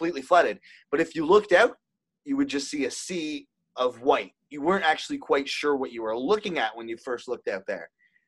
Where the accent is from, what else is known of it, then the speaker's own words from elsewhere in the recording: Ontario, Canada; We're from Ontario